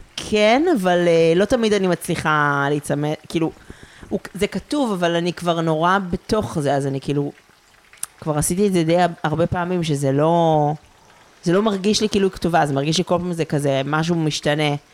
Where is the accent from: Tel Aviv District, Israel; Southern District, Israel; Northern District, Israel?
Northern District, Israel; a kibbutz near Afula; moved away; ומגיל סופר צעיר ידעתי שאני הולכת לצאת מהקיבוץ